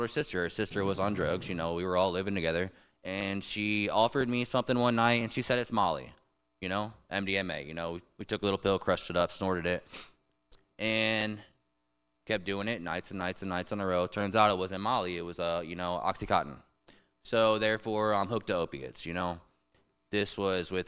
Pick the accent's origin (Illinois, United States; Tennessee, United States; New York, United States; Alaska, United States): Tennessee, United States; Memphis; also born or lived in St. Louis, Missouri; now in Tallahassee, United States; I grew up in Memphis, Tennessee, for the most part.